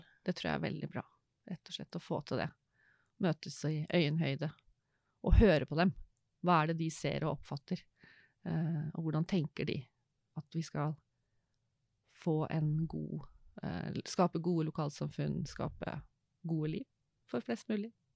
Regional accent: Råde, Østfold, Norway; Jeg er en jente fra Østfold, vokste opp i Råde

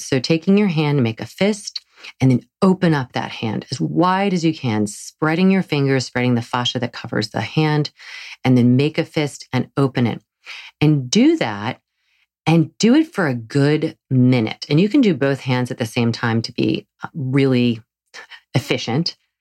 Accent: the South, Southern United States, United States; accent: southern; my southern accent

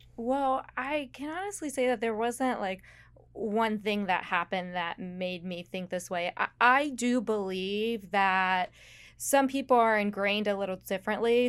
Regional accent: West Virginia, United States; moved away as an adult; now in South Florida, United States; I grew up in one of the least populated counties in West Virginia.

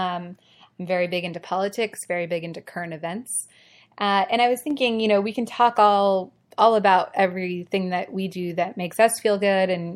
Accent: Ohio, United States; moved away; I'm originally from Ohio and we say Mario, like the Mario Brothers.

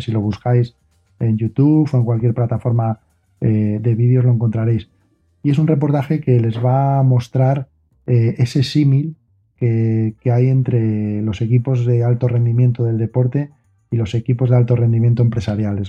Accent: Asturias, Spain; soy de aquí, pero soy asturiano

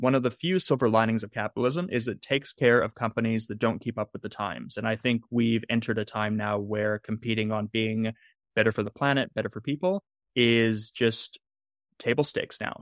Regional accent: Southern California, United States; I grew up in Southern California

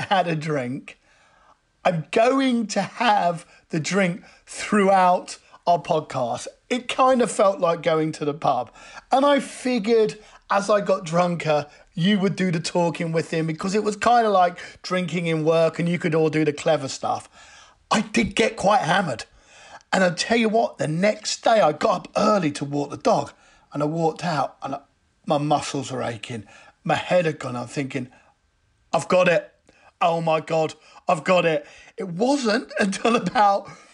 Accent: United Kingdom; we're British

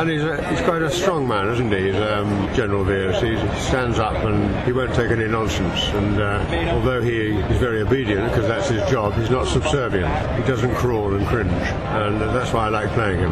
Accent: England, United Kingdom; I'm an English actor

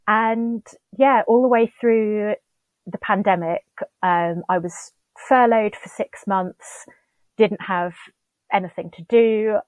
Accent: Steyning, South East England, United Kingdom; moved away as an adult; now in London, United Kingdom; Yeah, so I was born and brought up in West Sussex, about sort of 20 miles northwest of Brighton. Mm-hmm. So grew up near the River Ader, actually, just sort of on the outskirts of a village called Stenning. Moved to London to go to university when I was 19.

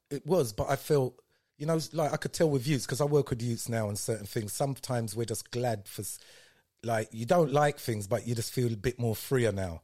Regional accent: London, United Kingdom; also born or lived in Paddington; we moved from Clapham

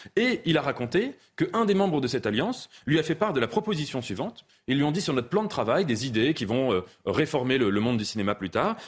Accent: France; on est français

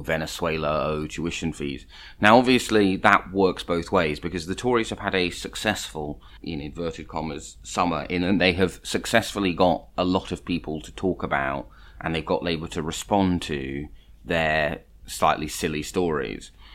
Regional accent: London, United Kingdom; I grew up in London

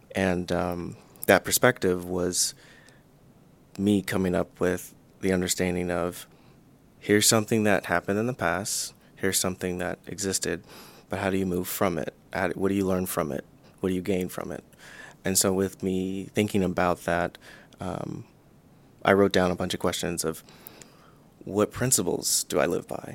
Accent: the South, United States; growing up in the South

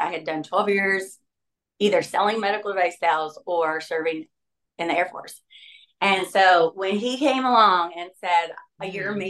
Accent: Ohio, United States; moved away as an adult; now in California, United States; I was born in Ohio in a small town.

